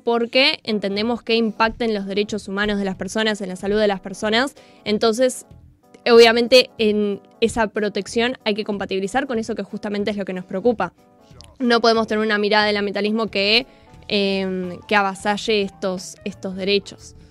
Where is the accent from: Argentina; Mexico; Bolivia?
Argentina; como argentinos y como argentinas